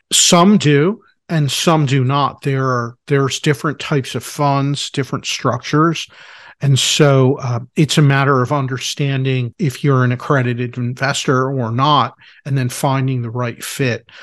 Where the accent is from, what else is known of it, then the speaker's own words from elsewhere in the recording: Philadelphia, Pennsylvania, United States; I'm from Philadelphia.